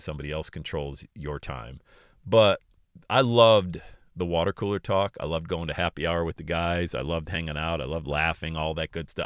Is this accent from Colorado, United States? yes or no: no; Bradford, Pennsylvania, United States; working at a country club in my hometown of Bradford, P